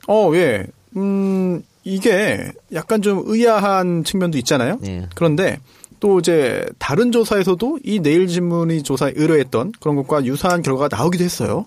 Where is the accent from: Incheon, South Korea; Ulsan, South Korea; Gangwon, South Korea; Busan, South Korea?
Incheon, South Korea; 제가 고향이 인천인데